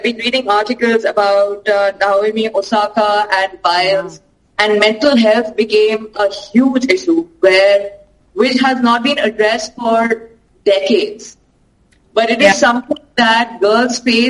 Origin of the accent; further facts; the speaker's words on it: India; we come from India, as we all know, is a patriarchal society.